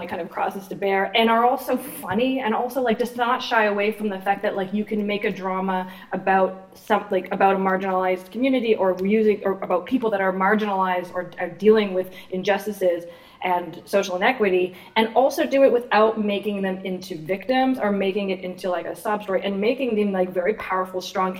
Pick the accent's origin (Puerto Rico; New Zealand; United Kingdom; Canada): Canada; East Coast; as a woman who has a specific experience growing up in the East Coast of Canada